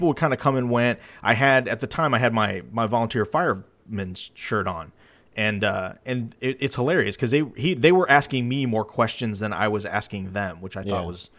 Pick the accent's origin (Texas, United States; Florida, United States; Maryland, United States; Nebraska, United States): Texas, United States; Houston; also born or lived in Luling; No, I was from Houston, but I was living. This is when I was living in Luling. So I was out west then.